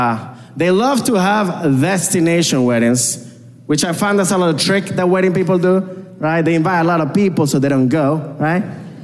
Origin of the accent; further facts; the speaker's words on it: Venezuela; I was like, what? I'm from Venezuela.